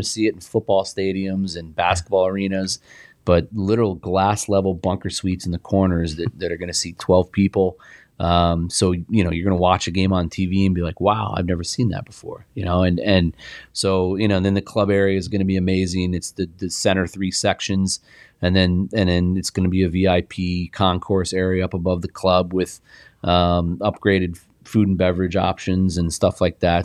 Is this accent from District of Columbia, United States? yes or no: no; Indianapolis, Indiana, United States; now in Arizona, United States; I played on a great team growing up in Indianapolis